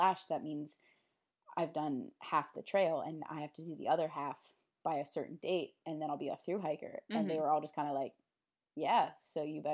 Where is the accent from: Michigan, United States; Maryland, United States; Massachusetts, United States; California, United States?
Maryland, United States; Baltimore; I live, I'm from Baltimore, so I live pretty close to Harper's Ferry